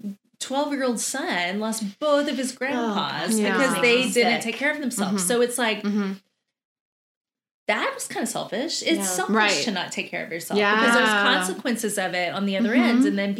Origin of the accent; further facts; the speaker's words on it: Texas, United States; we're from Texas.